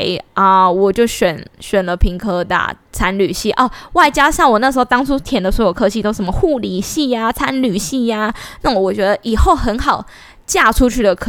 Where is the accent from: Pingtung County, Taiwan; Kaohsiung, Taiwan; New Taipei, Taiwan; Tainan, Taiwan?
Pingtung County, Taiwan; 我是屏东人，